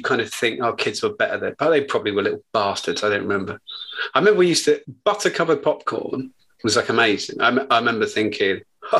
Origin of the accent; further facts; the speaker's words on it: Buckinghamshire, South East England, United Kingdom; I'm from Buckinghamshire.